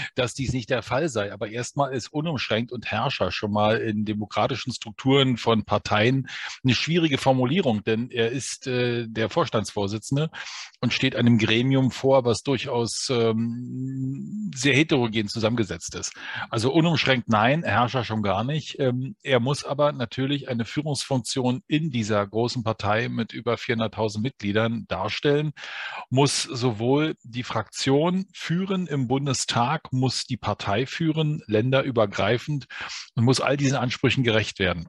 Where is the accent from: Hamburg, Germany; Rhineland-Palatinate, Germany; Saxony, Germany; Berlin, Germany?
Berlin, Germany; Und ich bin Berliner, also ich lebe in diesem Brennpunkt